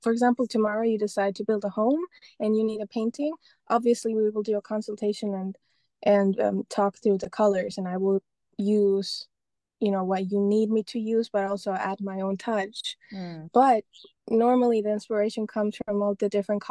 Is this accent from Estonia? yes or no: yes; Estonia; moved away; also born or lived in London; I'm originally from Estonia